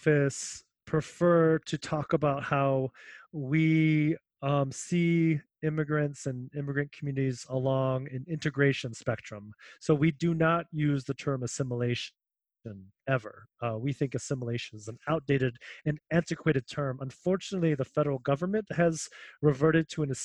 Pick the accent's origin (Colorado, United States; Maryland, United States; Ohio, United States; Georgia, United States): Ohio, United States; Cleveland; also born or lived in Manila, Philippines; now in Seattle, United States; I grew up in Cleveland for about 18 years